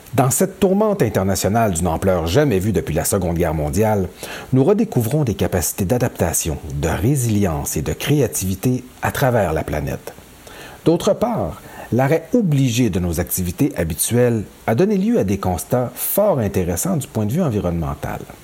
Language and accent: French; Quebec, Canada; Chez nous, au Québec